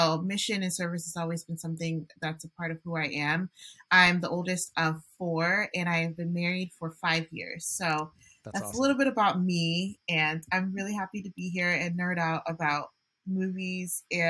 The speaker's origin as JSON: {"language": "English", "town": "Gaithersburg", "region": "Maryland", "country": "United States", "tie": "born or raised there", "said": "I always describe myself as Nigerian American. I grew up in the Gaithersburg area most of my life, and St. Rose was my home parish."}